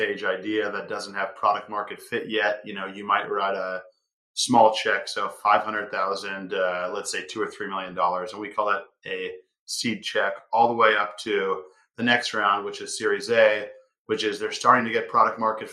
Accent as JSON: {"language": "English", "town": "Seattle", "region": "Washington", "country": "United States", "tie": "born or raised there", "said": "I grew up in downtown Seattle"}